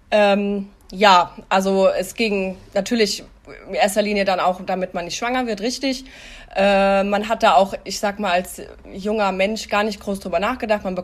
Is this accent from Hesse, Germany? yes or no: yes; Hesse, Germany; ich bin 33 Jahre alt, ich komme aus Hessen.